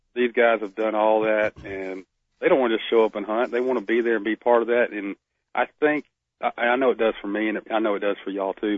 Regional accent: Northeast Florida, United States; now in Alabama, United States; I'm from Florida, from from Northeast Florida

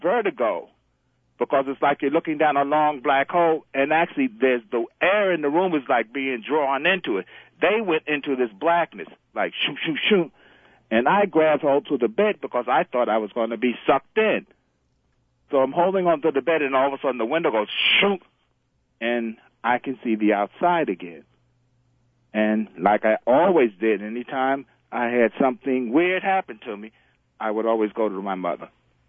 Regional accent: Bronx, New York, United States; I'm originally from the Bronx.

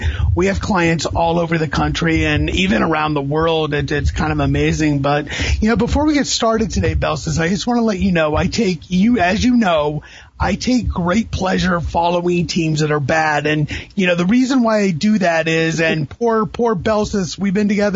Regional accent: Florida, United States; also born or lived in Indianapolis; I grew up in Florida. So I was born in Indianapolis, but I've lived in Florida since I was 2 years old

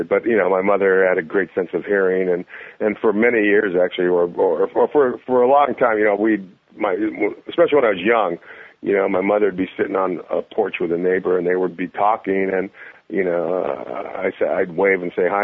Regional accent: San Jose, California, United States; I'm, I'm from San Jose, so I'm about 20 miles down the road

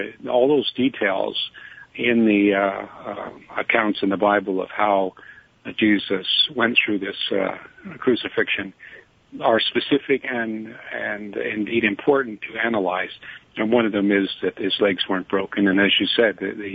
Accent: Canada; I'm a Canadian

